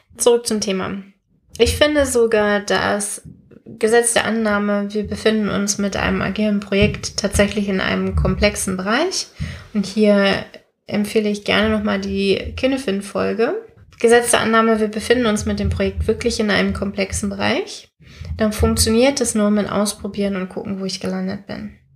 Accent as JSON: {"language": "German", "country": "Germany", "said": "wir Deutschen"}